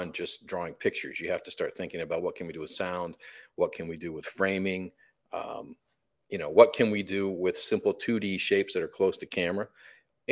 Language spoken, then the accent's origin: English; Flint, Michigan, United States; We grew up in Flint, Michigan